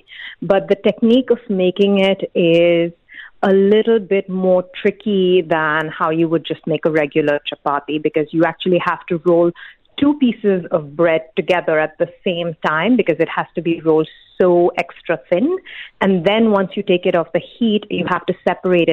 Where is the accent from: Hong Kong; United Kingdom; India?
India; now in United Arab Emirates; I'm originally from India